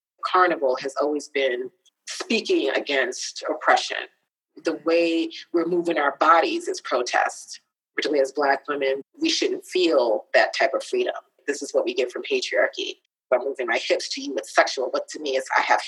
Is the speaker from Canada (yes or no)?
no; United States; also born or lived in Ghana; I am American